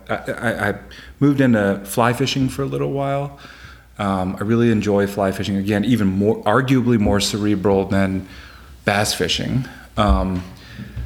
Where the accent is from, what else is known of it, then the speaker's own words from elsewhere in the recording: Chapel Hill, North Carolina, United States; moved away as an adult; also born or lived in Hawaii; now in Washington, D.C., United States; So I'm from North Carolina. I was raised in Chapel Hill, North Carolina.